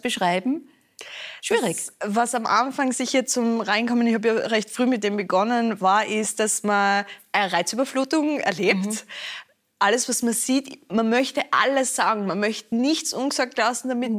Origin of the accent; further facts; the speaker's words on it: Austria; bei uns in Österreich